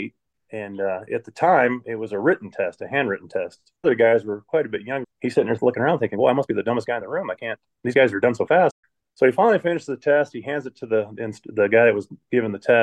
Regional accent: Cripple Creek, Colorado, United States; also born or lived in Flint, Michigan; I grew up in Cripple Creek from about 12-ish till I moved out

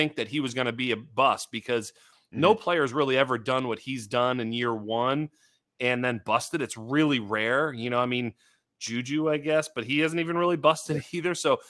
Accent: Boston, Massachusetts, United States; You know, I'm originally from Boston. I'm living in California, but, you know, had some season tickets to the Patriots and been a Patriot fan my whole life.

